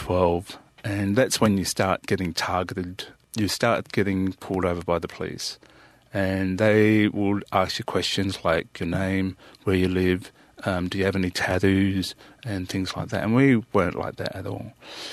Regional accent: Australia; also born or lived in Western Victoria; I'm Nadanga and Gunjamar. I'm from South Australia and Western Victoria. I am …, that's my totem, which is Great White Shark.

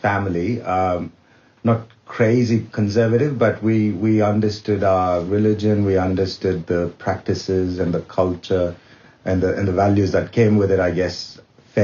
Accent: India; moved away as an adult; now in Australia; I'm Indian and I guess Hindu by birth.

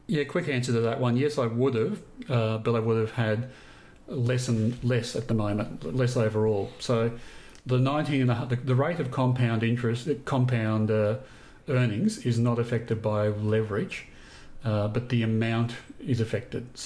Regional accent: Queensland, Australia; grew up in Queensland.

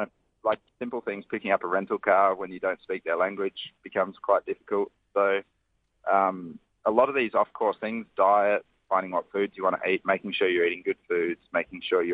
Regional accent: Northern Territory, Australia; I grew up in the Northern Territory

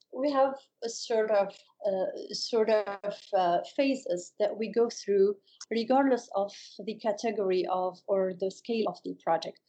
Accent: Beirut, Beirut Governorate, Lebanon; also born or lived in New York City, United States; when I came back home, which is Beirut, I moved back to Beirut.

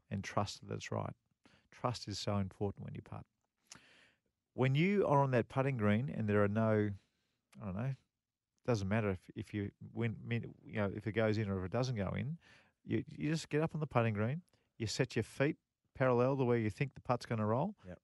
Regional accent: Australia; as an Australian

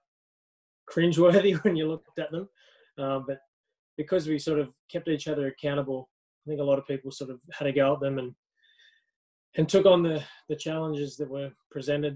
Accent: Blue Mountains, New South Wales, Australia; I grew up in the Blue Mountains

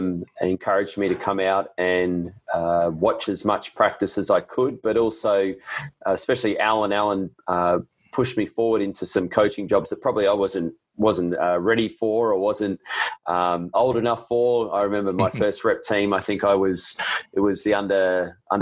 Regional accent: Queensland, Australia; now in Adelaide, Australia; I'm from Queensland. Thank you very much. I'm based in South Australia, but I'm a proud Queenslander

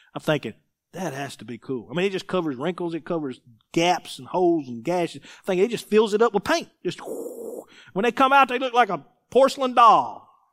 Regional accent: Mississippi, United States; I'm, I'm from Mississippi

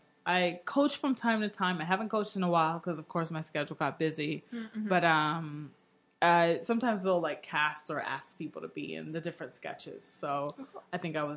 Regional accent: Houston, Texas, United States; And I grew up in Houston getting made fun of all the time.

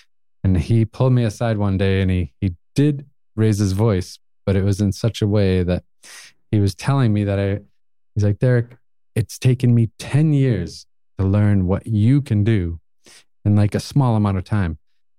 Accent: New Hampshire, United States; also born or lived in Lowell, Massachusetts; So I was born just outside of Boston, kind of grew up a little bit in Lowell, Massachusetts when I was younger. And then my family bounced around a lot, moved around, and then ended up going through my grade school and high school years in New Hampshire.

